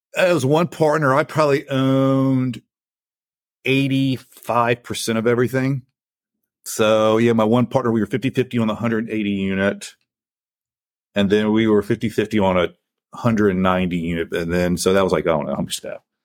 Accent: Lake Charles, Louisiana, United States; also born or lived in Houston; Came back to where I grew up in Lake Charles, Louisiana, got my real estate license

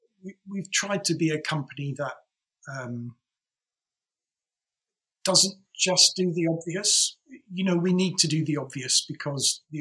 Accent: England, United Kingdom; we're English

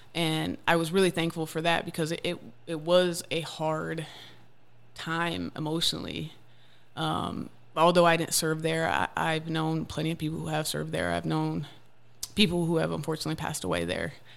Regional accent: Wisconsin, United States; moved away as an adult; now in Tennessee, United States; I grew up mainly in Wisconsin

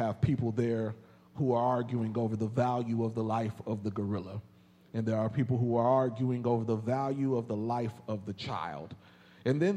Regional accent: Indianapolis, Indiana, United States; now in Texas, United States; my hometown of Indianapolis, Indiana.

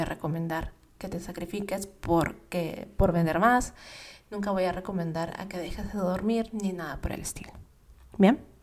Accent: Peru; moved away as an adult; also born or lived in United States; mi país, en Perú

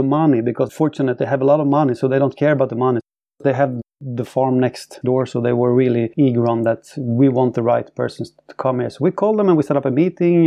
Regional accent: Sweden; I'm from Sweden, born and raised.

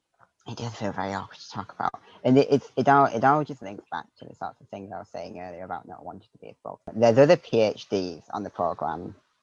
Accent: Northeast, United States; just the environment that I grew up in, you know, and growing up in the Northeast where I did.

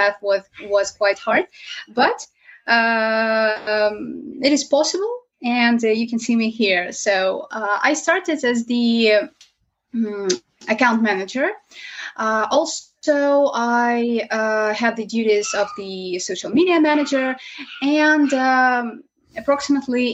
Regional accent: Ukraine; from Ukraine

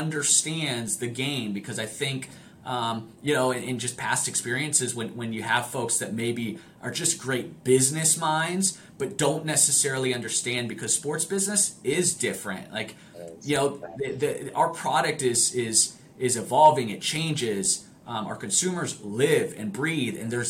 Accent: Italy; moved away; I grew up in Italy. I grew up playing the sport.

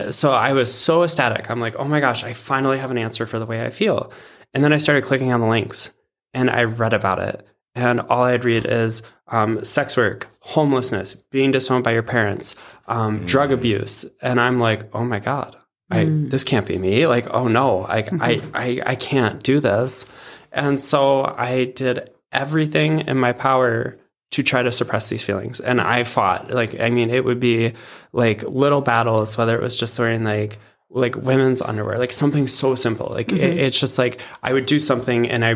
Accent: Cleveland, Ohio, United States; now in Fargo, United States; I live in Fargo, North Dakota currently, originally from Cleveland, Ohio.

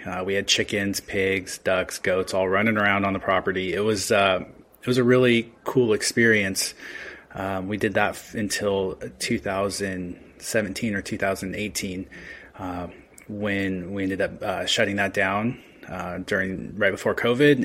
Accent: Redmond, Washington, United States; also born or lived in Australia; I grew up around plants. My parents owned a, uh, nursery landscape company on seven acres in Redmond, Washington. So, I've been around plants my entire life

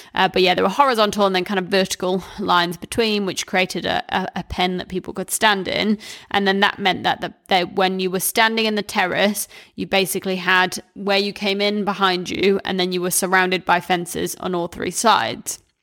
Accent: New Zealand; growing up in New Zealand

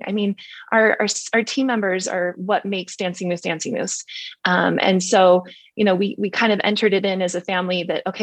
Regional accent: Park City, Utah, United States; I grew up in Park City

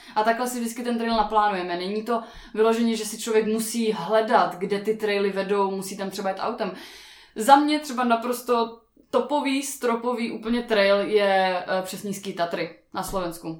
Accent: Ostrava, Moravian-Silesian Region, Czechia; Já jsem z Ostravy a máme tam nádherný Beskydy

